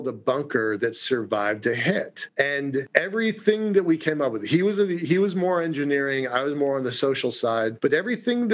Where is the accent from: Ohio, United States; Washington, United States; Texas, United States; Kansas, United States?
Washington, United States; Puget Sound area near Seattle; We grew up in the Puget Sound area near Seattle